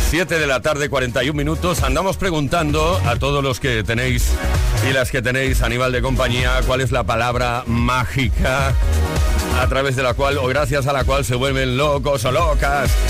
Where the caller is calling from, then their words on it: Navarre, Spain; Hola, buenas tardes. … desde Navarra.